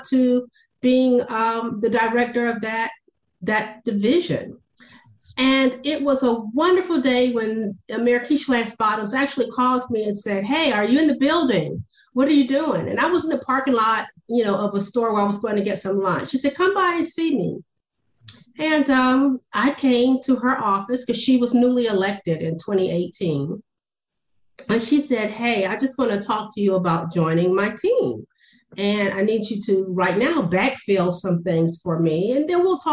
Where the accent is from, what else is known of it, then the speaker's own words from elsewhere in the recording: Savannah, Georgia, United States; moved away as an adult; also born or lived in Washington, D.C.; now in Atlanta, United States; my background from growing up in Savannah, Georgia